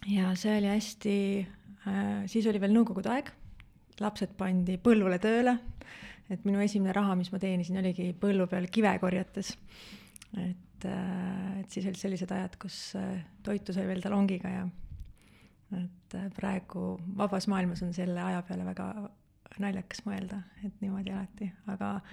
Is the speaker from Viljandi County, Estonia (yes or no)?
yes; Valma, Viljandi County, Estonia; jaa, ma olen hästi väikesest külast, kus on vähem kui sada inimest ja minu lapsepõlv mood-, möödus väga-väga turvalises keskkonnas.